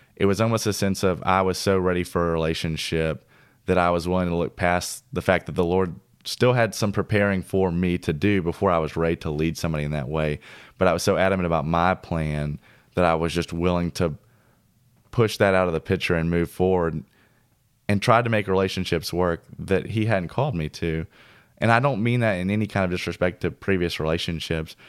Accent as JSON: {"language": "English", "town": "Mount Juliet", "region": "Tennessee", "country": "United States", "tie": "born or raised there", "also_born_or_lived": "Old Hickory", "moved": "yes", "said": "my hometown where I grew up in Mount Juliet and Old Hickory"}